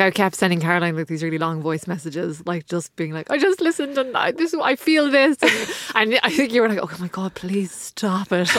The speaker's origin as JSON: {"language": "English", "country": "Ireland", "said": "I'm from Ireland"}